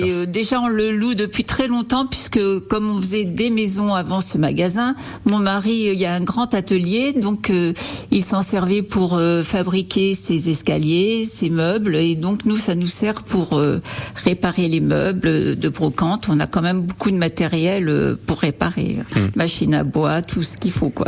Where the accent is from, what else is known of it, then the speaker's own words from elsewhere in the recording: Fléré-la-Rivière, Centre-Val de Loire, France; also born or lived in United States; je suis euh, à, Flairer, à, la rivière depuis que je suis née. Hein. Ma grand-mère était euh, d'ici